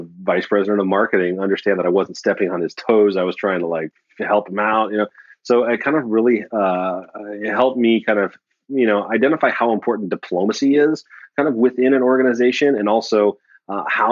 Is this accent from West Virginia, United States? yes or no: yes; West Virginia, United States; moved away; I was born in West Virginia